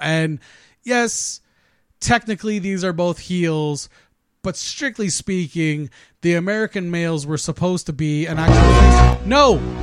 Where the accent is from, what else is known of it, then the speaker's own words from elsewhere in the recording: Canada; as a Canadian